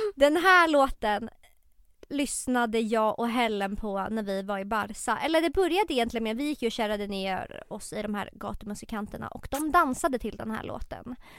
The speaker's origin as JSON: {"language": "Swedish", "town": "Tumba", "region": "Stockholm County", "country": "Sweden", "tie": "born or raised there", "said": "jag är ju uppväxt i Tumba"}